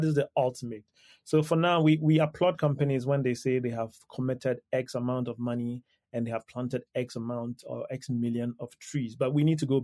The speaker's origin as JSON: {"language": "English", "country": "Ghana", "said": "I come from Ghana"}